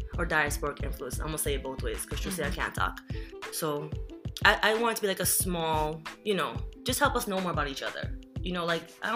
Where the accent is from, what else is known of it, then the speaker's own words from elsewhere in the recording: Jamaica; now in New York, United States; we're both first-generation immigrants from the West Indies. I'm from Jamaica